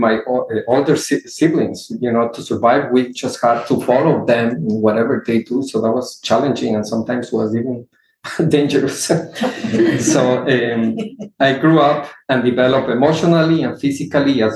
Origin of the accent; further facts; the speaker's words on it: Ecuador; now in Houston, United States; I come from a large family. I am from Ecuador.